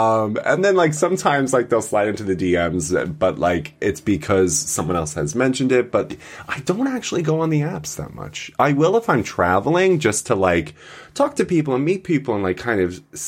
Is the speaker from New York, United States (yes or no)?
yes; New York, United States; I feel so connected to Jews because I'm from Long Island.